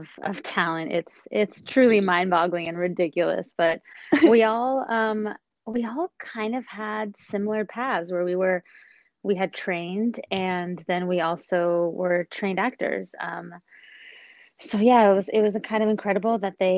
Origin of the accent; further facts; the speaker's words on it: Los Angeles, California, United States; The San Fernando Valley. Valley girl through and through